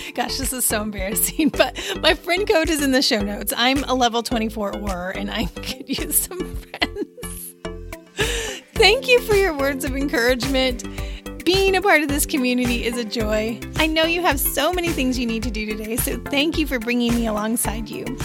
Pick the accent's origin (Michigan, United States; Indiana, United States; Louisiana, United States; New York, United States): Indiana, United States; also born or lived in Pisa, Italy; my home state